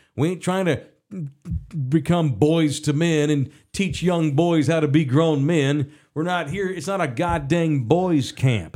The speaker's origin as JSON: {"language": "English", "country": "United States", "said": "I'm an American"}